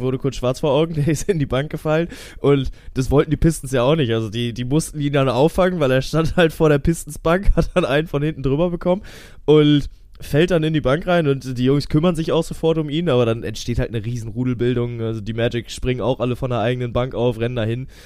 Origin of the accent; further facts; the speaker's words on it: Kiel, Schleswig-Holstein, Germany; ich bin ja Kieler Jung